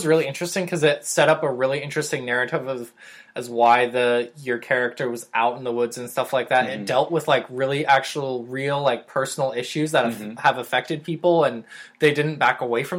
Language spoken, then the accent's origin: English; Montana, United States; I'm from Montana.